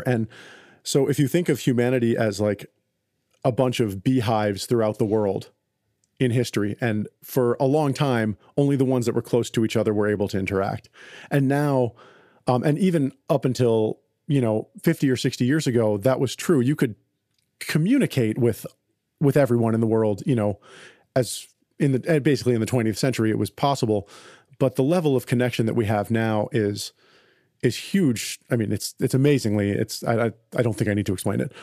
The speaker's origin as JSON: {"language": "English", "country": "United States", "said": "I'm an American. I live in a materialistic culture"}